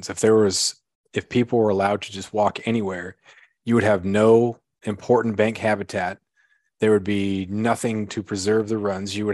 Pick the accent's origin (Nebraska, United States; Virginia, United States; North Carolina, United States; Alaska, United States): Alaska, United States; I was a little kid growing up on the Klawock River.